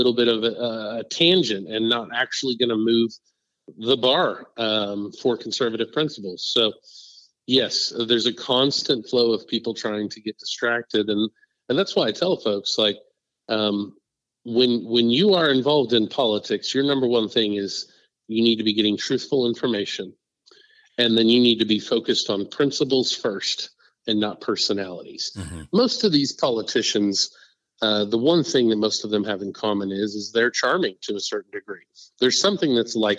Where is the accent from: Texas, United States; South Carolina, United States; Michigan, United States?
Texas, United States; Parker County; in my hometown in Parker County